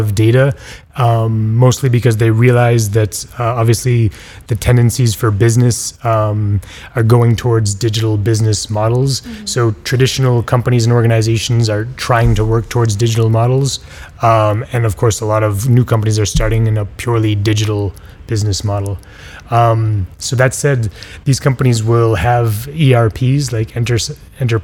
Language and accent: English; Boston, Massachusetts, United States; moved away as an adult; now in Barcelona, Spain; I'm from Boston in the United States, but I've been based out of Barcelona for 7 or 10 years now